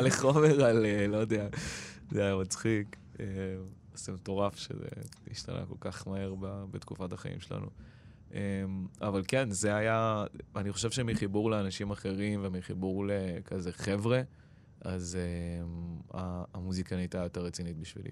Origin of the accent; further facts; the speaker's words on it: Israel; first language Persian; Hebrew is a second language; אימא שלי הייתה בת עשרים ושתיים כשהיא עלתה, כשהיא הייתה בת עשרים ושלוש אני נולדתי